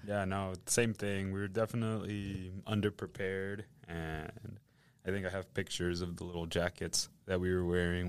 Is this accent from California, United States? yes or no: no; Indiana, United States; moved away; also born or lived in Matamoros, Tamaulipas, Mexico / Vallehermoso, Tamaulipas, Mexico; I grew up in the Midwest, of all places, in Indiana